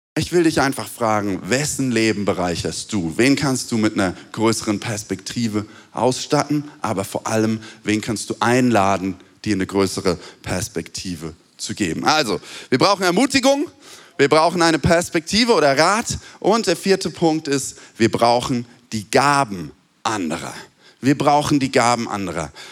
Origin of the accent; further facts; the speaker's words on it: Germany; wir sind Deutsche